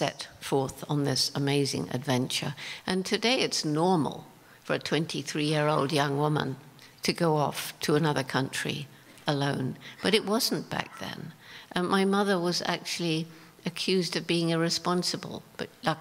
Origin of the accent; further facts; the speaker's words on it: England, United Kingdom; moved away as an adult; also born or lived in Tanzania; I was straight out from England